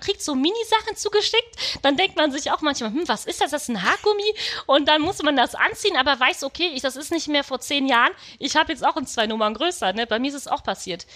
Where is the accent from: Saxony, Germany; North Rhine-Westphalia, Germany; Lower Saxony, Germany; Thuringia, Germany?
North Rhine-Westphalia, Germany; Düsseldorf; ich bin äh, tatsächlich in Düsseldorf geboren.